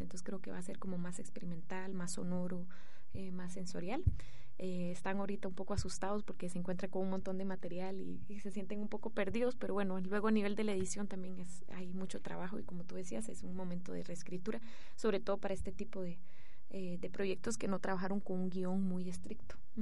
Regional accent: Costa Rica; moved away as an adult; now in Guatemala; soy de padre guatemalteco y de madre francesa, pero crecí en Costa Rica. Y hace cuatro años que vivo en Guatemala

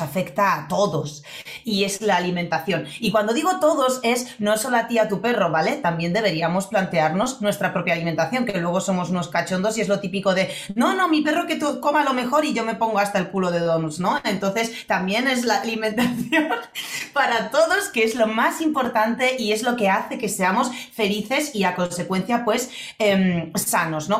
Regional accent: Poland; now in Spain; yo cuando era pequeña en Polonia

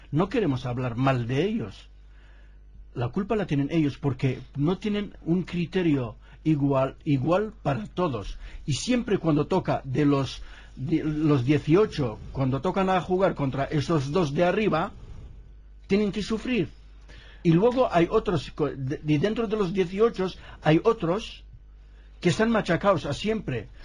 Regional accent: Boumerdès, Boumerdès Province, Algeria; now in Spain; está en mi pueblo en casa ¿cuál es pueblo? Bumerdes

